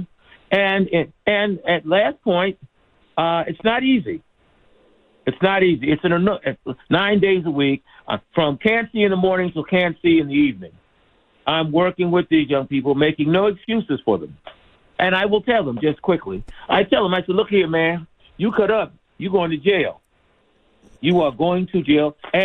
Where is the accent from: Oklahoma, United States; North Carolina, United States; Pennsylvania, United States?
Pennsylvania, United States; Philadelphia; also born or lived in Dorchester, Boston; now in Boston, United States; I'm from Philly. I was born in Boston, but raised really in Philadelphia.